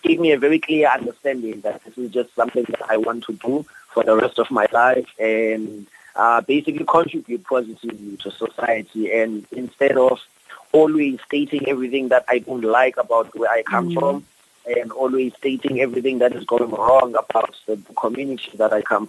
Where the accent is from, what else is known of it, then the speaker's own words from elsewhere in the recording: Cape Town, Western Cape, South Africa; I grew up in Philippi. I grew up between Philippi and Nyanga, which are very high crime areas